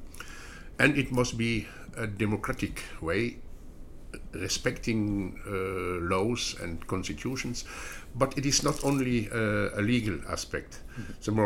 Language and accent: English; Belgium; I am coming from Belgium